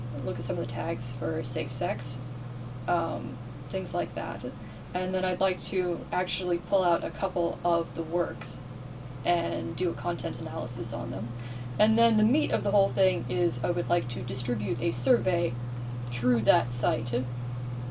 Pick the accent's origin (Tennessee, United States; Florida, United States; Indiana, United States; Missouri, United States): Florida, United States; I grew up in Florida